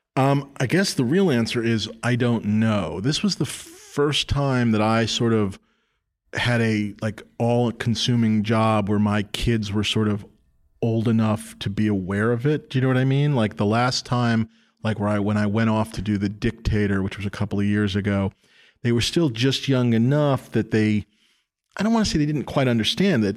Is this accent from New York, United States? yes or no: yes; New York City, New York, United States; born or raised there